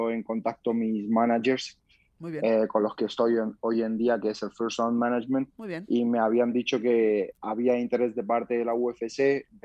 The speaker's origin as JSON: {"language": "Spanish", "country": "Georgia", "tie": "born or raised there", "also_born_or_lived": "Germany", "second_language": "Spanish", "lives_now": "Spain", "said": "Bueno, pues yo soy de origen de Georgia, mis padres son de origen de Georgia, nací en Alemania, entonces, mis comienzos en el deporte fueron en Georgia"}